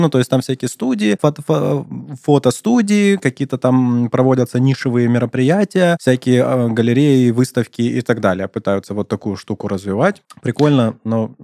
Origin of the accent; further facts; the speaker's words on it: Krasnodar, Krasnodar Krai, Russia; У нас сравнительно много э, nightclubs, всяких всяких restaurants